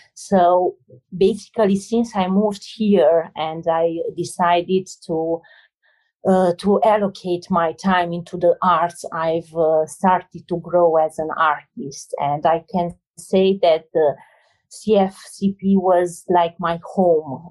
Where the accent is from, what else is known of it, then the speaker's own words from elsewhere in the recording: Romania; moved away; I'm coming from Romania, a place with uh, a lot of hardship